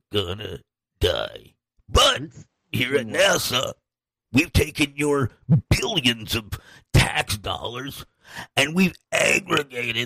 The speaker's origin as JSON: {"language": "English", "region": "Upper Midwest", "country": "United States", "said": "I come from the Midwest, the upper Midwest"}